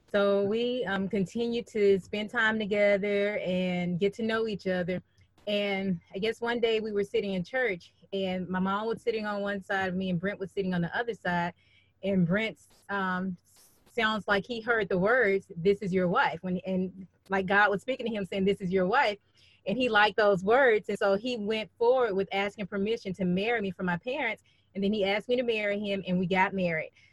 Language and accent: English; Birmingham, Alabama, United States; I'm originally from Birmingham, Alabama